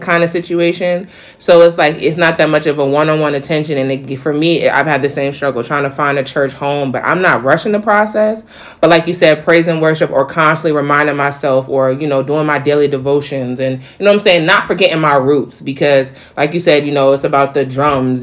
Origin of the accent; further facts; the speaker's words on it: New York, United States; now in North Carolina, United States; being a New Yorker and coming to South Carolina, not South Carolina, North Carolina